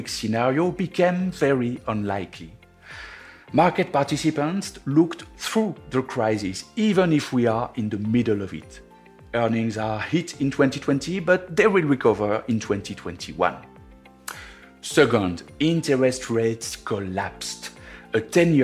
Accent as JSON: {"language": "English", "country": "France", "accent": "French", "second_language": "English", "moved": "yes", "said": "my French accent"}